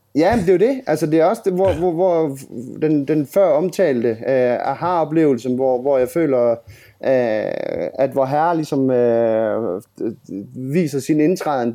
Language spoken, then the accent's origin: Danish; Grenå, Central Denmark Region, Denmark; hvor jeg er fra. Øh, havnen i Grenå